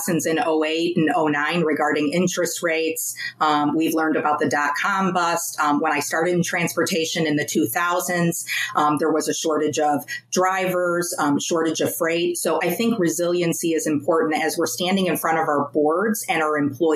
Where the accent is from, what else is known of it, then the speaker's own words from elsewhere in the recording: Chicago, Illinois, United States; I was born and raised on the South Side.